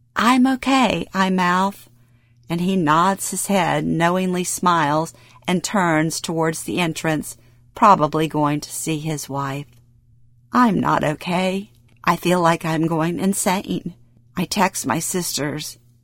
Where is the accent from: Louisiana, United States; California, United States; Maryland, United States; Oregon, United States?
Louisiana, United States; born or raised there; moved away as an adult